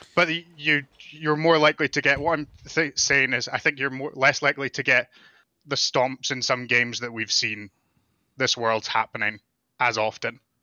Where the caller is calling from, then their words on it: Calgary, Alberta, Canada; I'm calling from Calgary, Alberta, Canada